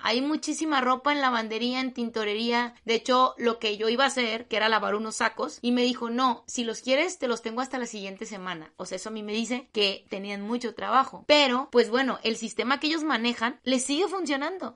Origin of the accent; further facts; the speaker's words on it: Mexico; hablo de México porque es en el país en el que vivo